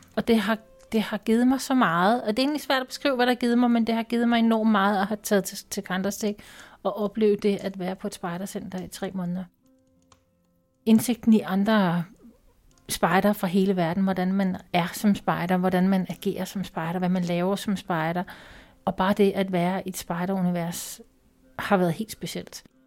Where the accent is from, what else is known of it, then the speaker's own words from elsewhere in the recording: Denmark; Jeg er fra Danmark